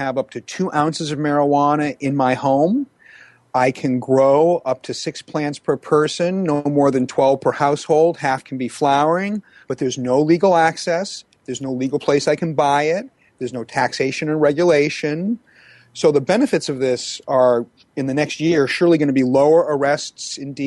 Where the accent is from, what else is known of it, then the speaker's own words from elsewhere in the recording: Massachusetts, United States; also born or lived in Maine; Massachusetts, my home state